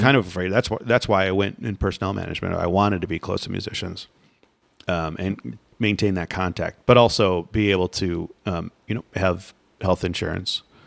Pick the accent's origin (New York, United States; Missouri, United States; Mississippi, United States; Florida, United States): Florida, United States; I grew up in Florida